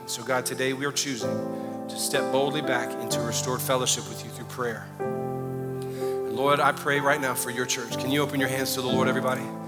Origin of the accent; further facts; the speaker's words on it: the South, United States; I grew up in the South